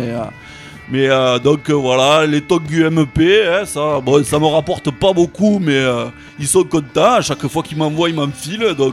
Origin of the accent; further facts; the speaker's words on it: Rodez, Occitania, France; je viens de Rodez